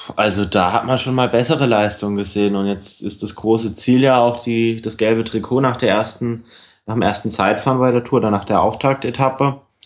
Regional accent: Germany; als Deutscher

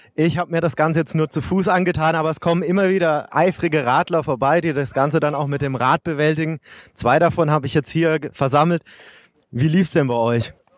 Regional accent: Regensburg, Bavaria, Germany; Als Regensburger bin ich natürlich stolz

